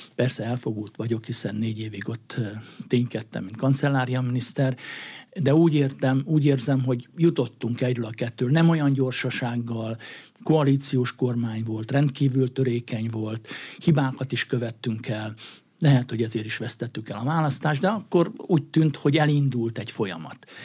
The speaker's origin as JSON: {"language": "Hungarian", "town": "Hercegkút", "region": "Borsod-Abaúj-Zemplén", "country": "Hungary", "tie": "born or raised there", "moved": "yes", "said": "Herceg úton felnőve"}